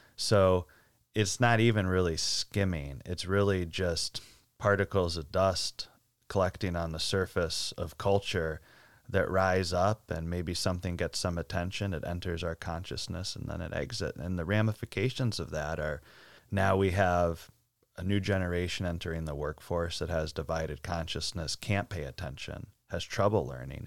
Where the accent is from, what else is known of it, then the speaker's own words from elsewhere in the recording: Northeast, United States; I grew up in the Northeast